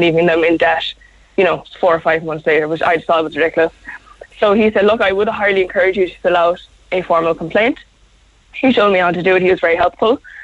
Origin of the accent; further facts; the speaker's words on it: South Kerry, Munster, Ireland; moved away as an adult; also born or lived in Cork; I'm from Carceline down in South Kerry